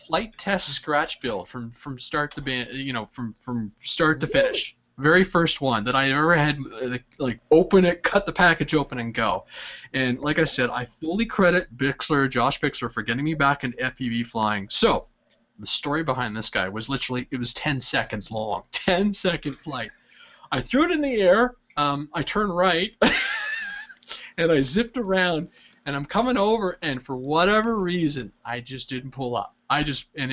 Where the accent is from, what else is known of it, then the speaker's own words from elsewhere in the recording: Canada; as a Canadian